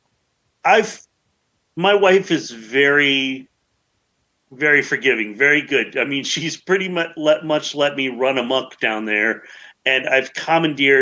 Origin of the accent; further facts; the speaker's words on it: Chicago, Illinois, United States; I'm a city boy. I actually grew up in Chicago